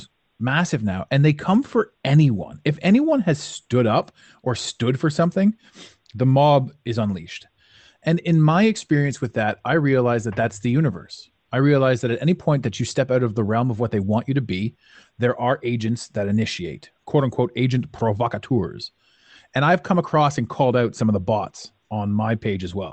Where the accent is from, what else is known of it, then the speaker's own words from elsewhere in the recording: Canada; As a Canadian